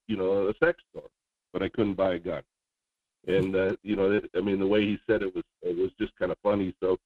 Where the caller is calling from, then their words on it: Juneau, Alaska, United States; calling from Juneau.